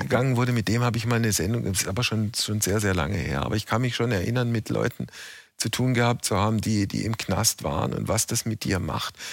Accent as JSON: {"language": "German", "region": "West Germany", "country": "Germany", "said": "ich als Wessi"}